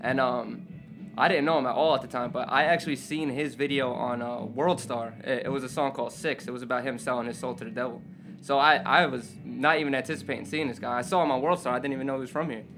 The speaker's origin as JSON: {"language": "English", "town": "Jersey City", "region": "New Jersey", "country": "United States", "tie": "born or raised there", "said": "I grew up in Jersey City my whole life"}